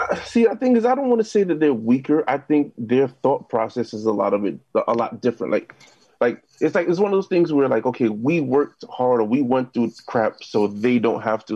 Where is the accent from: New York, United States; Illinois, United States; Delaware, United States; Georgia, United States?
New York, United States; New York City; also born or lived in Jamaica, Queens; now in Brooklyn, United States; I'm originally from uh, South Ozone Park, Queens